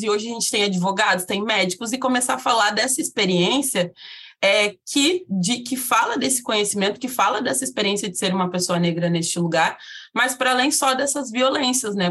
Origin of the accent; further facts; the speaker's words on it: South Region, Brazil; eu sou uma mulher negra de pele retinta localizada no sul do país